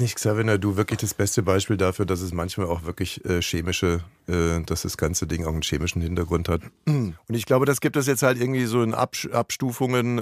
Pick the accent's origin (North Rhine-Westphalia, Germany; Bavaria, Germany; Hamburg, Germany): Bavaria, Germany; Ammersee; ich komme aus Bayern vom mhm. Ammersee.